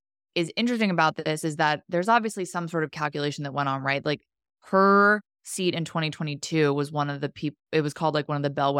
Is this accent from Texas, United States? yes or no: no; New Jersey, United States; You're an insult to my home state.